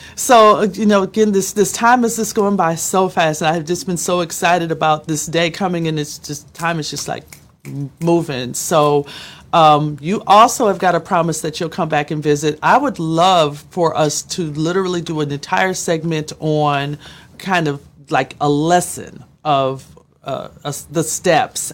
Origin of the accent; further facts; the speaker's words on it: Minneapolis, Minnesota, United States; we're both from Minneapolis